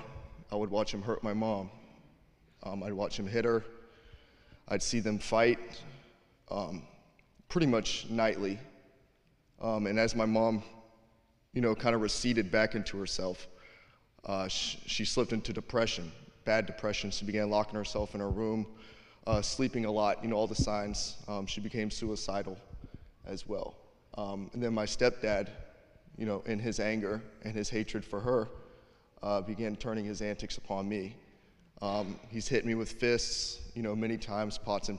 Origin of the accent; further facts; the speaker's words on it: Savannah, Georgia, United States; moved away; I'm from Savannah, Georgia